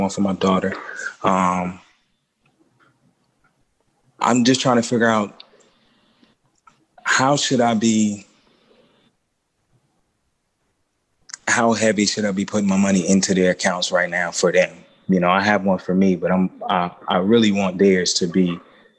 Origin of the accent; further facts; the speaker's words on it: Baton Rouge, Louisiana, United States; now in Atlanta, United States; I'm from Louisiana, Baton Rouge, born and raised. I live in Atlanta now too